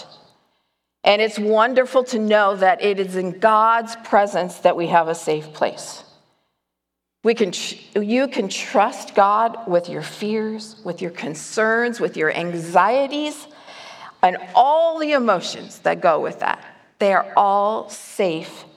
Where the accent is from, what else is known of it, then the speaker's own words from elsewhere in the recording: Chicago, Illinois, United States; moved away as an adult; now in Nevada, United States; When I first moved to Nevada, I moved from Chicago